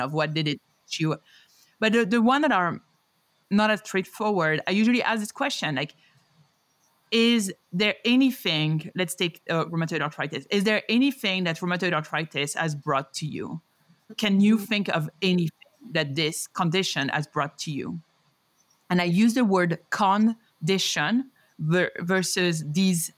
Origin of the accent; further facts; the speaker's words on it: Paris, Île-de-France, France; moved away as an adult; also born or lived in New York City, United States; now in Denver, United States; a Parisian and New Yorker